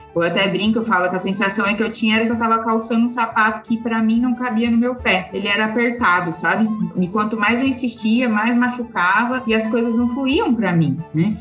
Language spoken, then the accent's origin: Portuguese; Ribeirão Preto, São Paulo, Brazil; Eu sou daqui de Ribeirão Preto